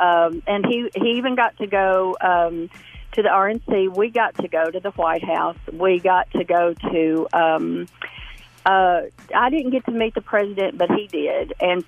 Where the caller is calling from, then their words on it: Shelbyville, Tennessee, United States; Hey, Bobby, this is …. I'm calling from Shelbyville, Tennessee.